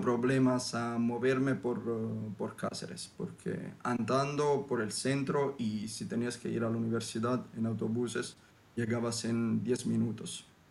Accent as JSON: {"language": "Spanish", "region": "Southern Italy", "country": "Italy", "second_language": "Spanish", "said": "yo vengo desde el sur de Italia"}